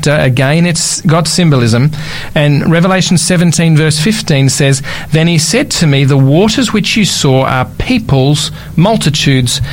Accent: Australia; from Australia

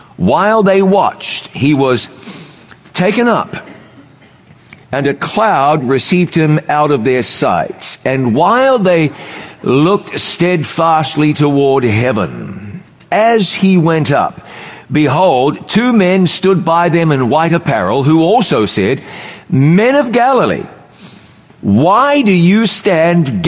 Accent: New Zealand; moved away; also born or lived in North Carolina, United States; where I grew up in New Zealand

